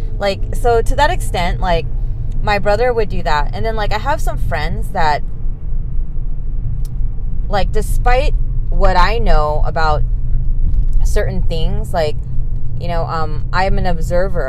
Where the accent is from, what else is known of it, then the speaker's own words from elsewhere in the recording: California, United States; I was born here in California